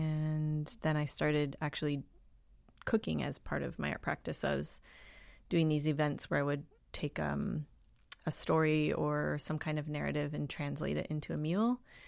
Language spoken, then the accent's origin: English; Wisconsin, United States; also born or lived in Tennessee / Minneapolis; now in San Francisco, United States; I was born in Wisconsin, and then my family moved to Tennessee when I was pretty young, and then Minneapolis, and then back to Wisconsin.